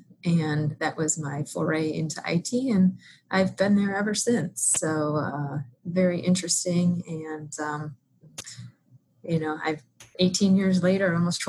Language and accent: English; Cleveland, Ohio, United States; moved away as an adult; now in Chicago, United States; I grew up in Ohio, just outside of Cleveland, as you mentioned earlier. So cold weather there. I came to Chicago when I went to Loyola University and then kind of became a transplant here. So I've lived here since graduating.